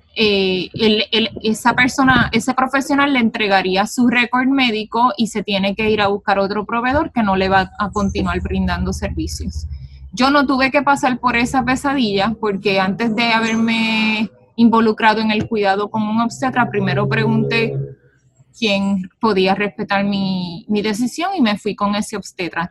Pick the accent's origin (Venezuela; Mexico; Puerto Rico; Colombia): Puerto Rico; yo nací y me crié aquí en Puerto Rico